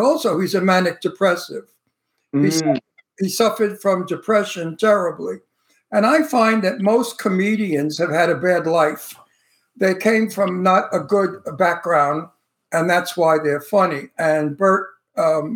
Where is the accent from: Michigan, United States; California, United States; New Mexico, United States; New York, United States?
New York, United States; New York City; I'm from Brooklyn